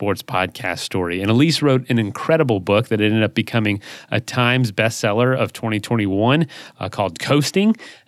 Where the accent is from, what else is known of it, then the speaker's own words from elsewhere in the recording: Florida, United States; I born and raised in Florida